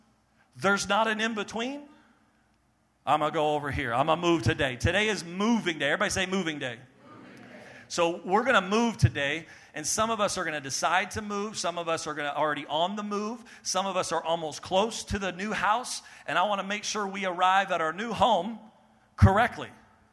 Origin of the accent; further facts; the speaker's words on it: Maine, United States; born there; also born or lived in New Jersey / New York / Texas; I was born in Maine, and then lived in New Jersey, back to Maine, and then moved to New York, then moved back to Maine